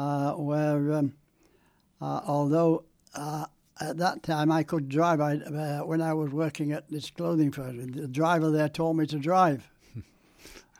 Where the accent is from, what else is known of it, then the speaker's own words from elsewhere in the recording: Morley, Yorkshire and the Humber, United Kingdom; I grew up in Morley